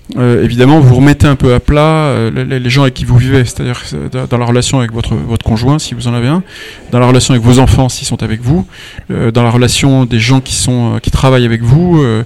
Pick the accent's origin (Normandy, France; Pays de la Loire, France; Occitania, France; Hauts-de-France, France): Occitania, France; Nîmes-Uzès area, Gard; je viens de, la région de Nîmes-Uzès. Donc je suis un, un, gardois du soleil